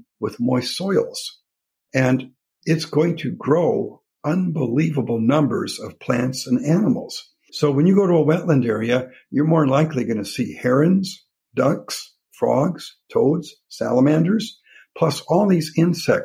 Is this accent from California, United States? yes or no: no; Minnesota, United States; I grew up in Minnesota